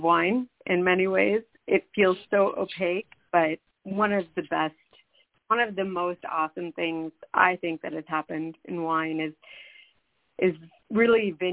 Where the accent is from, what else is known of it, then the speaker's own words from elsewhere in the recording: Washington, District of Columbia, United States; moved away; also born or lived in New York City; I grew up in Washington, D.C.